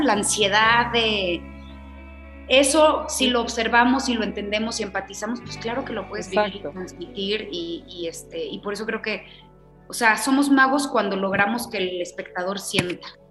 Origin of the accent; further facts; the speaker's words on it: Aguascalientes, Mexico; Soy de Aguascalientes, mi familia no tiene nada que ver con el arte